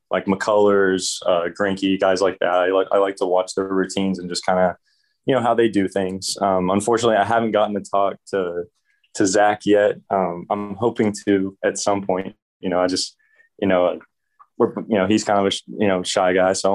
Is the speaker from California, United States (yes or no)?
no; Dallas, Texas, United States; also born or lived in Katy, Texas; growing up in Dallas, it's all Cowboys, Mavericks, and Rangers